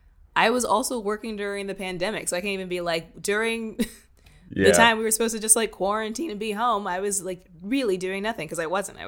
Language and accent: English; Indiana, United States; also born or lived in Japan / Kentucky / Texas / Virginia; So like I was born in Japan, and then we moved to Kentucky, and then Texas, and then Virginia, and then California. And then my parents split, and I moved to Indiana and stayed there till 18.